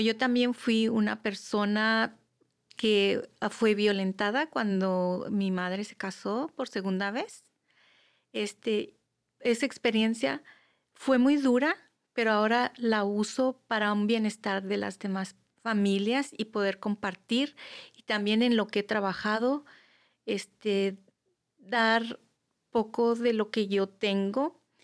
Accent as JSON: {"language": "Spanish", "country": "Mexico", "moved": "yes", "said": "yo vengo, yo soy mexicana"}